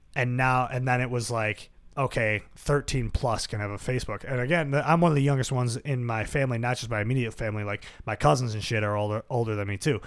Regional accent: Buffalo, New York, United States; growing up in South Buffalo

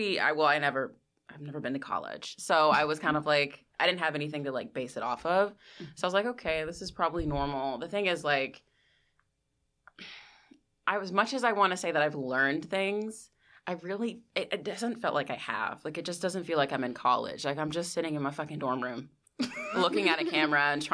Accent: near Washington D.C., Virginia, United States; moved away as an adult; now in New York City, United States; I am from Virginia, so I just say I'm from D.C. because it's like where I'm from is like 20 minutes from D.C.

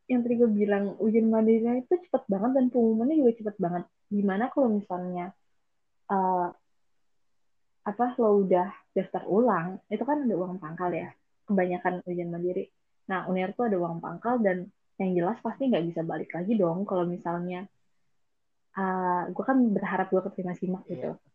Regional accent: BSD, Banten, Indonesia; kita kan anak BSD jadi lebih deket ke Soekarno

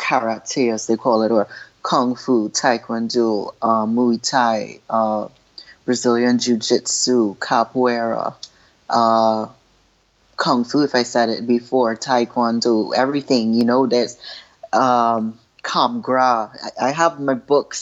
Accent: Trinidad & Tobago; As a little girl, I was growing up in Trinidad with a bunch of two little brothers and boy cousins

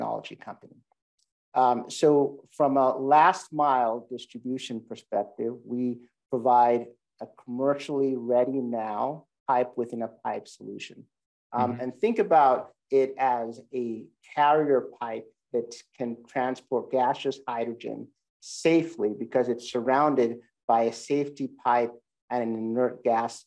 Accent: Sierra Leone; moved away; I grew up in Sierra Leone, West Africa

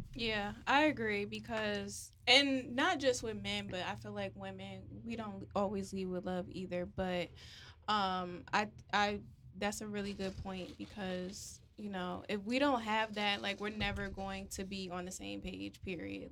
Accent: New Haven, Connecticut, United States; moved away; New Haven, Connecticut, my hometown

